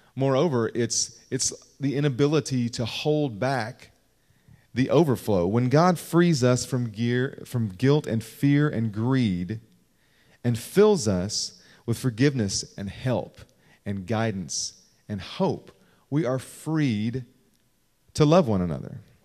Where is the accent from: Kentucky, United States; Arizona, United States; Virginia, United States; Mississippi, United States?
Kentucky, United States; moved away; I'm from Kentucky